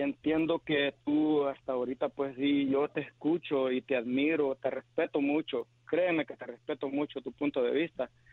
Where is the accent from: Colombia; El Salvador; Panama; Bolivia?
El Salvador; moved away; Yo soy salvadoreño.